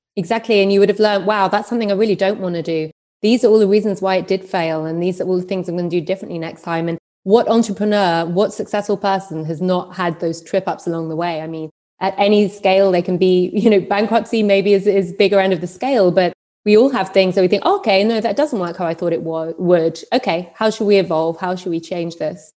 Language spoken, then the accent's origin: English; London, United Kingdom; moved away as an adult; also born or lived in New York / Berlin; I'm from London and I lived there, worked across London and New York for many years